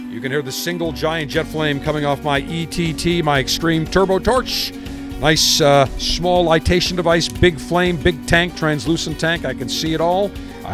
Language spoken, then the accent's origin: English; Buffalo, New York, United States; When I was growing up in Buffalo